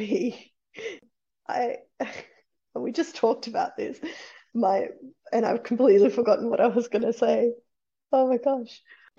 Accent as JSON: {"language": "English", "country": "Fiji", "said": "And I feel like all the proper Indians will come out, and Fijian Indians, which I'm Fijian Indian, but will come out and say my pronunciation is terrible."}